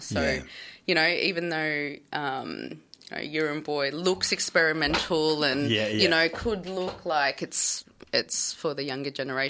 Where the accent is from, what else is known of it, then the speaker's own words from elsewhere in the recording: Victoria, Australia; being Taungurung from here, Victoria, and then being Filipino